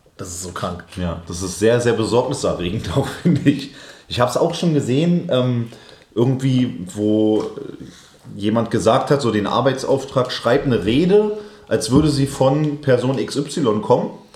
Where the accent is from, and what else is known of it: Berlin, Germany; born or raised there